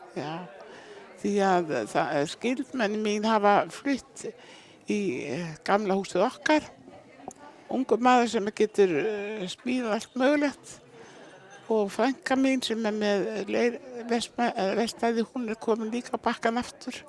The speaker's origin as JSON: {"language": "Icelandic", "town": "Eyrarbakki", "region": "Southern Region", "country": "Iceland", "tie": "born or raised there", "moved": "yes", "said": "Ég fættu upp alveg að Eirabakka"}